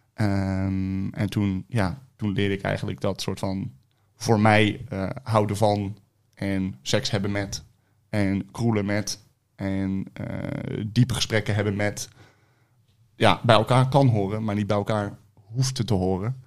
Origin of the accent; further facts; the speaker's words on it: Rotterdam, South Holland, Netherlands; also born or lived in Delft; Rotterdam. Rotterdam. Rotterdam. Drie jaar in Delft gewoond en voor de rest altijd, eh, altijd in Rotterdam.